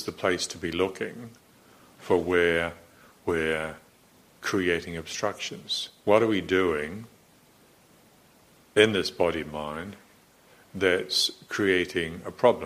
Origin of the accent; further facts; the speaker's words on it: Morrinsville, Waikato, New Zealand; I was brought up a Presbyterian in Moranesville in New Zealand